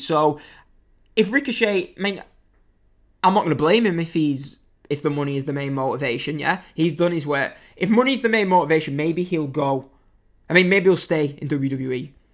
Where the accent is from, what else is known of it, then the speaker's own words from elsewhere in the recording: England, United Kingdom; I'm English